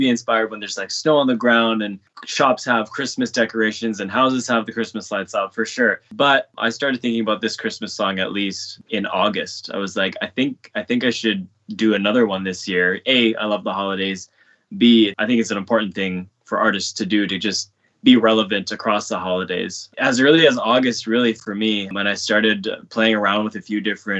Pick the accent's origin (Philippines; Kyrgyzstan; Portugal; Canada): Canada; Vancouver, British Columbia; born there; now in Toronto, Canada; I'm an artist, producer, actor, songwriter, and I was born in Vancouver and I'm currently living in Toronto.